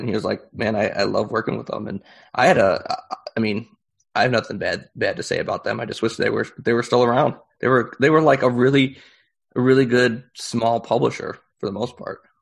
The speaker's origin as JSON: {"language": "English", "town": "Chicago", "region": "Illinois", "country": "United States", "said": "I'm I'm from Chicago, um, and so uh, I was local"}